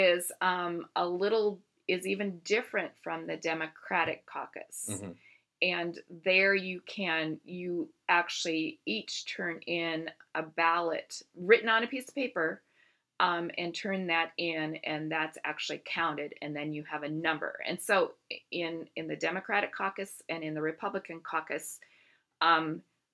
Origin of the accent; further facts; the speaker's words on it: Iowa, United States; moved away; my home state of Iowa